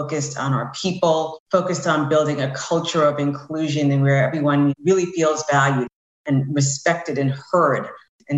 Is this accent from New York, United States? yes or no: yes; New York, United States; moved away as an adult; now in Tampa, United States; I'm originally from New York. I now live in Tampa